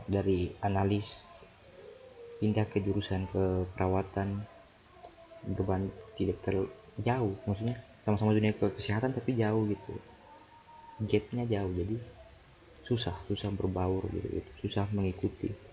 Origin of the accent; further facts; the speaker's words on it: Jayapura, Papua, Indonesia; accent: Jayapura; Akhirlah, akhirnya jadilah saya pakai aku kau, tapi pakai logat Jayapura.